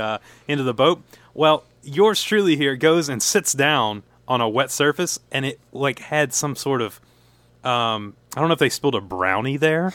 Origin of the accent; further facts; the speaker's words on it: the South, United States; I'm from the South